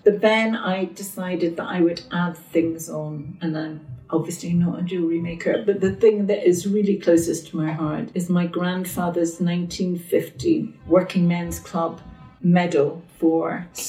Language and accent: English; Edinburgh, Scotland, United Kingdom; moved away as an adult; also born or lived in Glasgow; now in London, United Kingdom; so I grew up in Edinburgh, went to Glasgow University, then lived in Glasgow for 10 years before I moved to London.